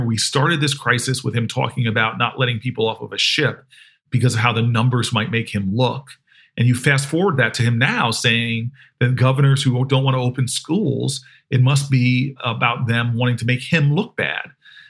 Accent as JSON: {"language": "English", "region": "New Jersey", "country": "United States", "tie": "born or raised there", "said": "My parents had to get a white couple to pose as them to buy the house I grew up in New Jersey."}